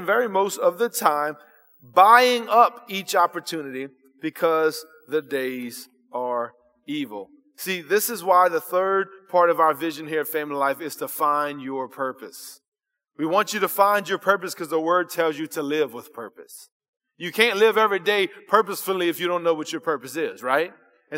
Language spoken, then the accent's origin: English; South Louisiana, United States; I was born here in South Louisiana